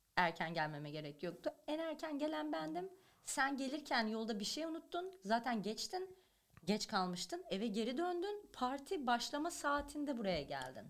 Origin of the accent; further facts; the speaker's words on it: Turkey; now in Los Angeles, United States; ben Türkiye'de büyümüş bir kadınım